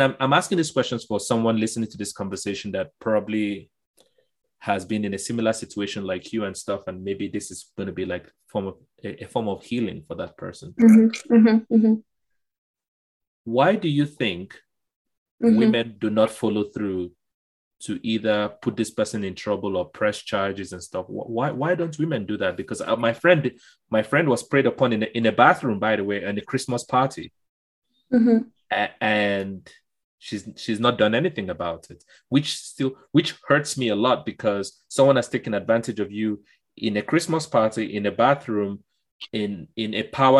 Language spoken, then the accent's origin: English; Lagos, Nigeria; when I was growing up in Surulere